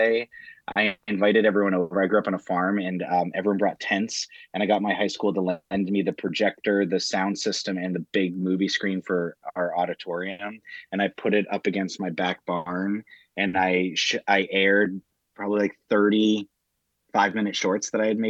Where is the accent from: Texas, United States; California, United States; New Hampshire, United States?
New Hampshire, United States; I was raised in New Hampshire